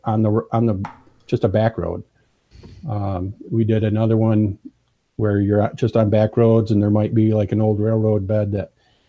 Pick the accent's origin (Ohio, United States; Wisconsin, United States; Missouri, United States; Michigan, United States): Michigan, United States; I'm from Michigan